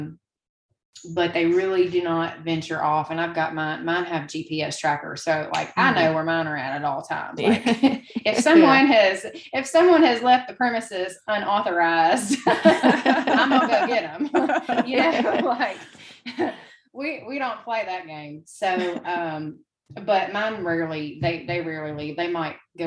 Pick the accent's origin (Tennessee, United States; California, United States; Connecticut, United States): Tennessee, United States; Memphis; also born or lived in Denver; now in Tupelo, United States; I'm from Memphis. I'm from a bigger city